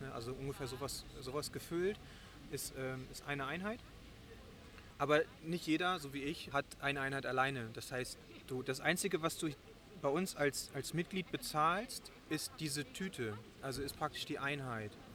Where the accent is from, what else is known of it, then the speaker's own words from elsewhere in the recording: Germany; now in Bonn, Germany; Ich bin äh, eigentlich aus dem Moor in der Nähe von Bremen. Ich ähm, bin äh, seit sieben Jahren jetzt in Bonn.